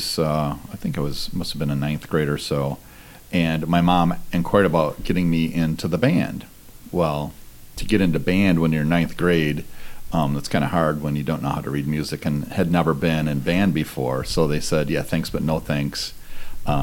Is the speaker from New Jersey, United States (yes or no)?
no; Farmington, Michigan, United States; I grew up in Farmington outside of Detroit